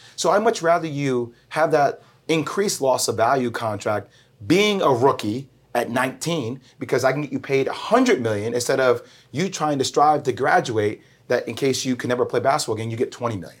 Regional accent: New Jersey, United States; moved away; also born or lived in Miami / North Carolina; I'm from Jersey

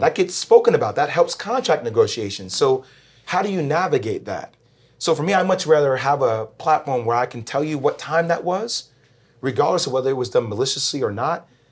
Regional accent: New Jersey, United States; moved away; also born or lived in Miami / North Carolina; I'm from Jersey

